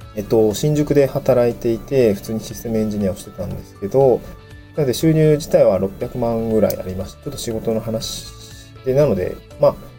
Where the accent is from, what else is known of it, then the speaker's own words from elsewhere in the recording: Niigata, Japan; also born or lived in Tokyo; now in Awaji Island, Japan; 出身地の新潟県